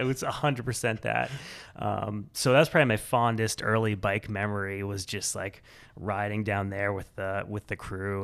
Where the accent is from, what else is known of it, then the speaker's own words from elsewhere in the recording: central Illinois, United States; now in Portland, Maine, United States; I grew up far from here in, uh, central Illinois.